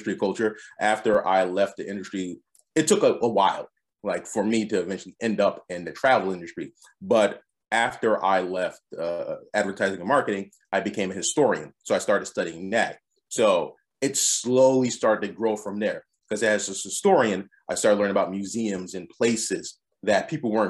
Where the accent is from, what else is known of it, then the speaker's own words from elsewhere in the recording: Philadelphia, Pennsylvania, United States; moved away as an adult; also born or lived in Adelaide, Australia; Born and raised in Philadelphia